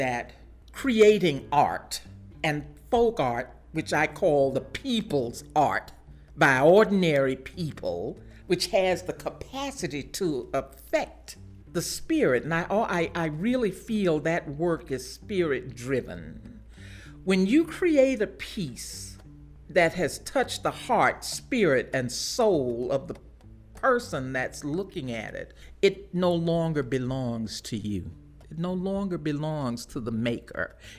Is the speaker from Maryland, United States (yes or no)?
no; Baton Rouge, Louisiana, United States; I was born in Baton Rouge and a very simple childhood.